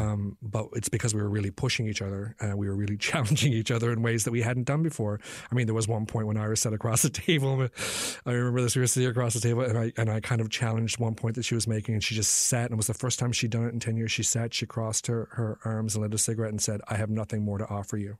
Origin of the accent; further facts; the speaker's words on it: Newfoundland and Labrador, Canada; this place that I'd grown up in.